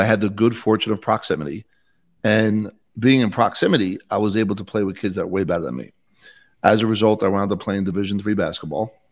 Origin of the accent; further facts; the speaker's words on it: Bayonne, New Jersey, United States; now in Utah, United States; I grew up in Bayonne, New Jersey, twelve miles outside of Manhattan.